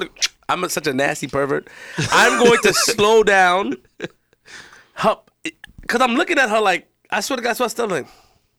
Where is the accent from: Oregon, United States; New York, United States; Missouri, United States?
New York, United States; Queens; I'm from Queens.